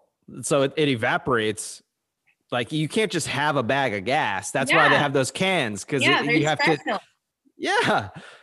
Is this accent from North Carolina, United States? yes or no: no; New Jersey, United States; I'm from Jersey.